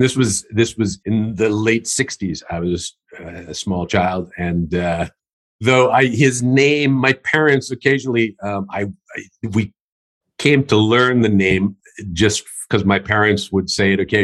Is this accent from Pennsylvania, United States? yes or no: no; Minnesota, United States; now in Troy, United States; I was born and raised in Minnesota, and actually born right on the North Shore of Lake Superior.